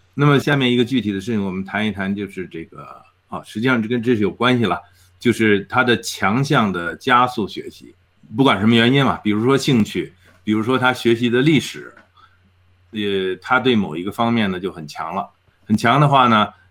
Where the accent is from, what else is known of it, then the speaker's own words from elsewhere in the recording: China; now in Edmonton, Canada; 我们中国人